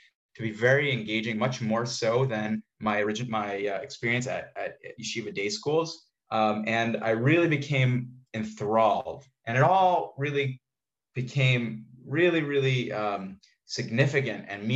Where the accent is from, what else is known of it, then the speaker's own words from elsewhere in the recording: New York, United States; moved away as an adult; now in Jerusalem, Israel; Originally from New York, from the Lower East Side